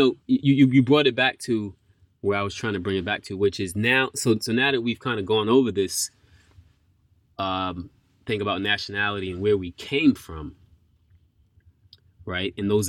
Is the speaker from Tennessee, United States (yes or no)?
no; New York, United States; moved away as an adult; now in Japan; I grew up in New York